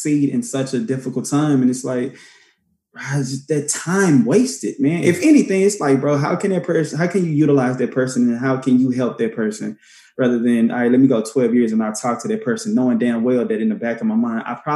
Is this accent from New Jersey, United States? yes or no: no; Dallas, Texas, United States; I grew up in South Dallas, and I love South Dallas